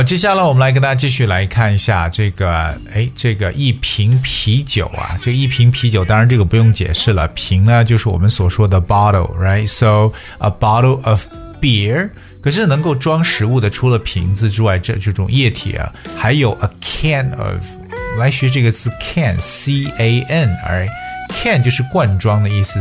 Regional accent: China; 让我们中国人学起来也足够头大

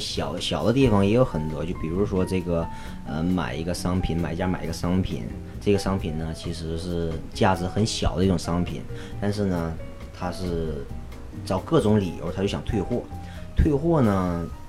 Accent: China; now in Los Angeles, United States; 我是中国人

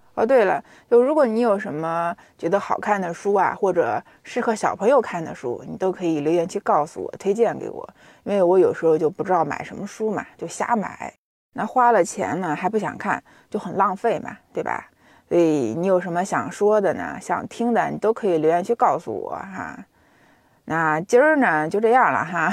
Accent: China; 我们中国人

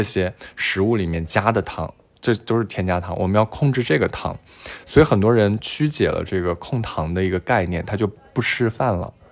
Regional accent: China; 那我们中国人基本上是非常缺维 D 的

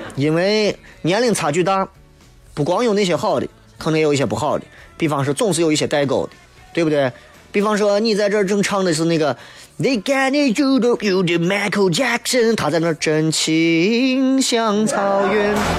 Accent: Xi'an, Shaanxi, China; 作为一个西安人

